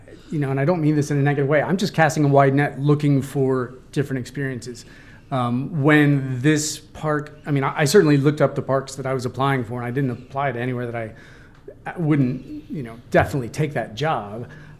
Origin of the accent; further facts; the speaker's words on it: Bradenton, Florida, United States; now in Richmond, Virginia, United States; I'm originally from Bradenton, Florida, south side of Tampa Bay.